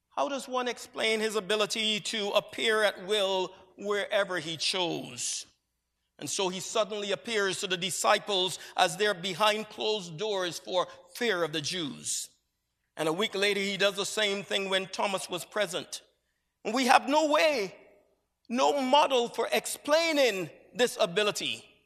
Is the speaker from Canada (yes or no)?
no; Barbados; moved away as an adult; For the first twenty years of my life, I grew up in Barbados, an island that is set in the southeastern Caribbean Sea